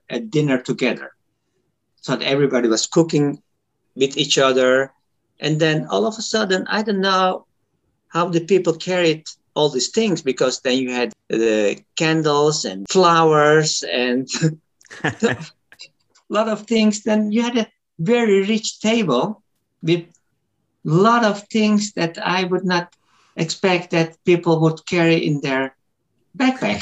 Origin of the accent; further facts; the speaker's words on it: Turkey; English is a second language; now in Netherlands; I come from Turkey